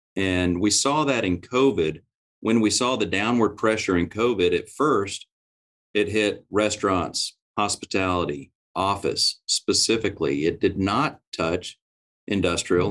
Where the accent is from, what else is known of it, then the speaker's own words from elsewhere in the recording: Oklahoma, United States; I'm from Oklahoma